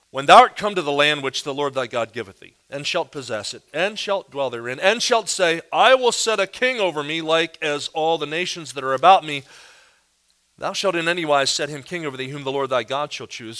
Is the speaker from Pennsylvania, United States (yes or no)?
yes; near Philadelphia, Pennsylvania, United States; now in Kansas City, United States; I live in Kansas City, but I, but I grew up near Philadelphia